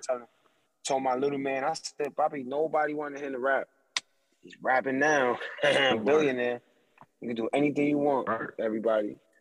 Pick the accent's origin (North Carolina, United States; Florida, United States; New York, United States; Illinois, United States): New York, United States; I'm from New York